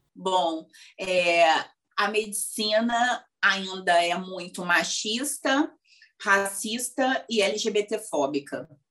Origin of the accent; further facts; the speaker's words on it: Rio de Janeiro, Brazil; no lugar onde eu cresci, na verdade, que é uma região periférica aqui do Rio de Janeiro